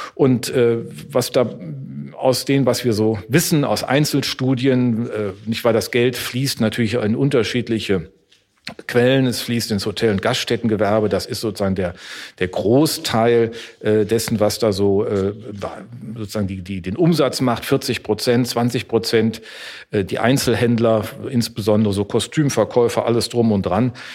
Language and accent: German; Neuss, North Rhine-Westphalia, Germany; also born or lived in Düsseldorf; ich bin in Neuss aufgewachsen, das war in Düsseldorf geboren, was ich jetzt hier verrate, aber in Neuss aufgewachsen